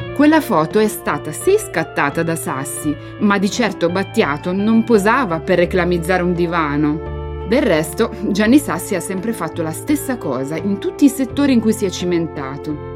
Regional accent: Milan, Lombardy, Italy; sono nata a Porta Romana quando ancora esistevano le case di ringhiera

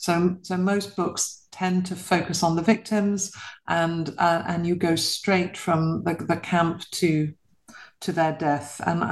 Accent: London, United Kingdom; I was born and bred in London to a British mother and a Polish father.

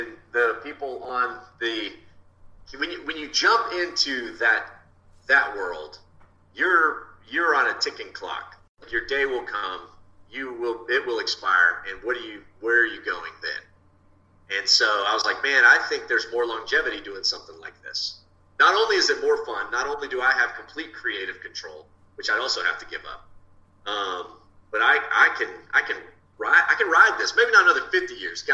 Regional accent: Texas, United States; I'm a Texan

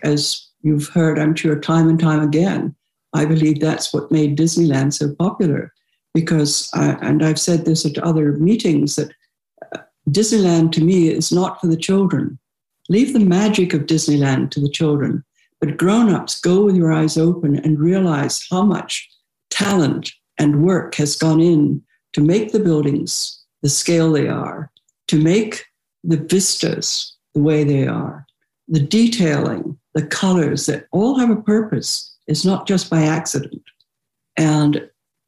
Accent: United Kingdom; now in United States; I'm British.

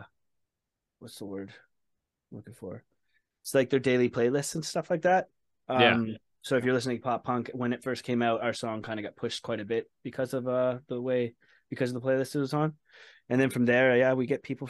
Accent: Saint John, New Brunswick, Canada; also born or lived in Edmonton, Alberta; I ended up moving from Edmonton, Alberta back home. I'm from St. John, New Brunswick.

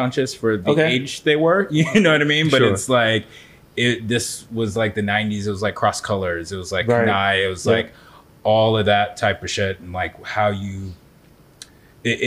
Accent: Culver City, California, United States; moved away as an adult; now in Brooklyn, United States; I grew up in Los Angeles, Culver City, to be exact. Moved out to New York when I was 18 to go to film school.

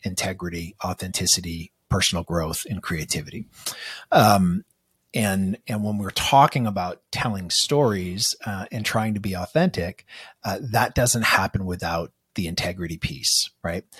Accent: Manchester, New Hampshire, United States; grew up in this sort of small, cold uh, little town where all of our liquor stores are off the highway. Uh, it's in uh, Manchester, New Hampshire

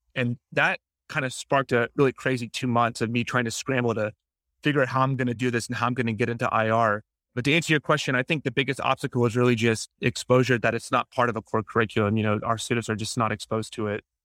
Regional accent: Jacksonville, Florida, United States; also born or lived in Grenada; my hometown, Jacksonville, Florida

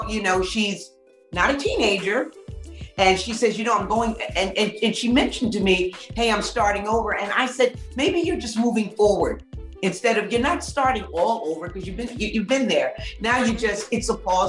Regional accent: New York City, New York, United States; I'm from New York City.

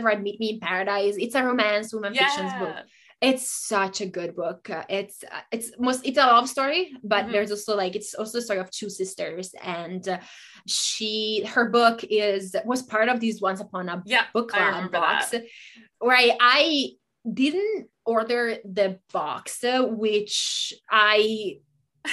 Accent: Italy; moved away as an adult; also born or lived in Japan / Germany; now in United States; I grew up in Italy

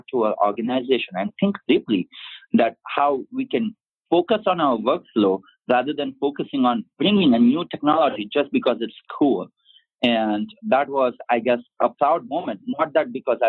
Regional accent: India; I'm from India

